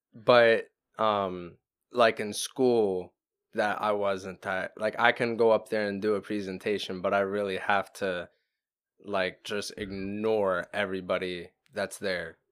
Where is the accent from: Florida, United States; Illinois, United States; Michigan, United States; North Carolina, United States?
Florida, United States; we're from Florida